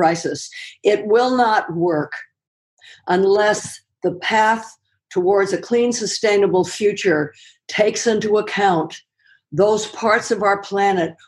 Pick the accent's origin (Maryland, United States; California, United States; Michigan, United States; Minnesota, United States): California, United States; Los Angeles; moved away; I grew up in Los Angeles, starting in the late 30s, and then moved back here